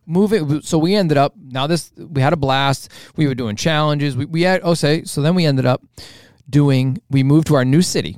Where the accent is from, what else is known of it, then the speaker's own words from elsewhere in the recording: Revere, Massachusetts, United States; the city of where we grew up in Revere